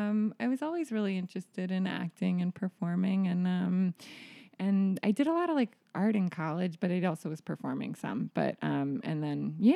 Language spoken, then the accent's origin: English; New York, United States; I grew up here, yeah.